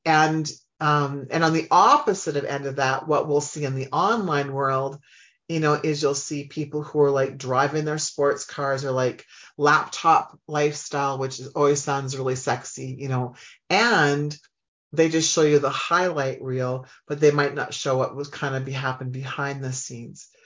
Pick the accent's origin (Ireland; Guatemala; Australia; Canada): Canada; Humboldt, Saskatchewan; I grew up in Humboldt, Saskatchewan, which is in Canada